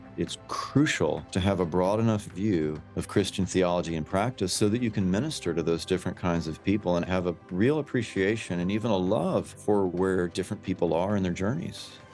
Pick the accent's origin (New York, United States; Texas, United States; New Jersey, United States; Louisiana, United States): Texas, United States; Houston; moved away as an adult; I'm actually a native Texan. I, I grew up in Houston